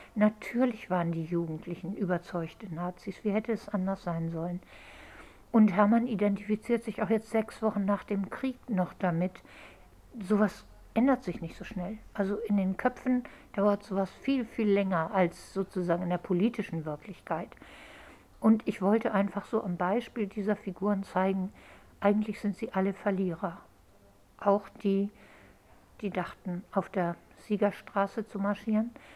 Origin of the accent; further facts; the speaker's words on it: Hamburg, Germany; also born or lived in England; ich bin in Hamburg aufgewachsen